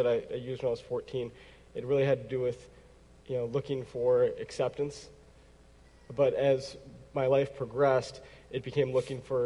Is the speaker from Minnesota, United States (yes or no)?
yes; Eden Prairie, Minnesota, United States; I'm actually from Eden Prairie. Went through the Eden Prairie school system, graduated from Eden Prairie